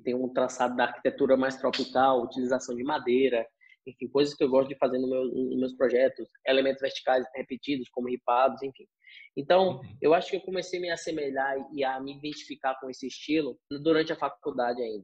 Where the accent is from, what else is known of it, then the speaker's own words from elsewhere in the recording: Vitória da Conquista, Bahia, Brazil; also born or lived in Itapetinga, Bahia; eu sou nascido aqui de Vitória da Conquista, na Bahia. É, tive uma parte da minha infância que fui criado em Itapetinga